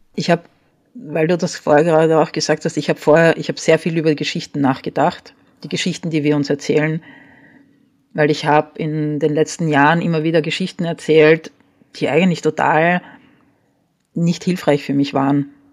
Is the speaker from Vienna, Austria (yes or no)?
yes; Vienna, Austria; also born or lived in Paris, France; Und als ich vier war, hat meine Mutter beschlossen, sie geht nach Wien zurück